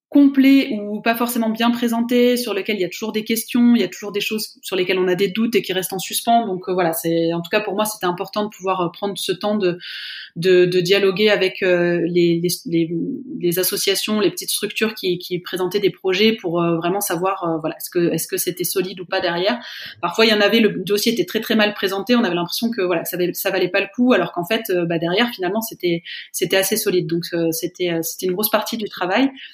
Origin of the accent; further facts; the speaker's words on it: France; je suis française, je travaille en France, en Suisse